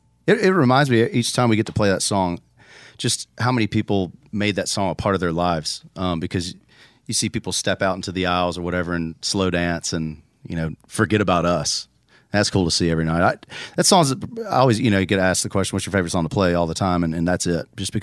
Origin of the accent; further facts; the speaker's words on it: Tennessee, United States; I grew up in Tennessee, and we vacationed. My family is from Florida, originally South Georgia.